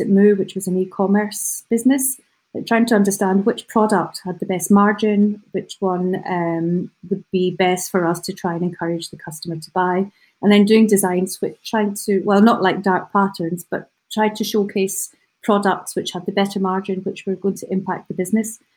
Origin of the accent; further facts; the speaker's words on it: United Kingdom; as British people